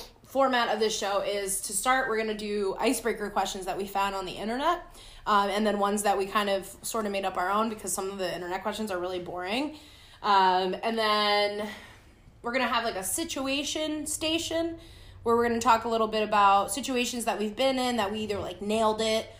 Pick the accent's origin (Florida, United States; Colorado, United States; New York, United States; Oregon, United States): New York, United States; now in Decatur, United States; we're both from New York